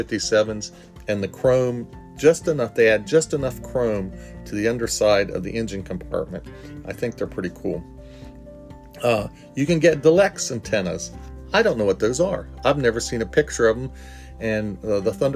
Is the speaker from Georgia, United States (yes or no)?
no; Parkersburg, West Virginia, United States; Growing up in Parkersburg, West Virginia, I lived by a big rayon manufacturing plant.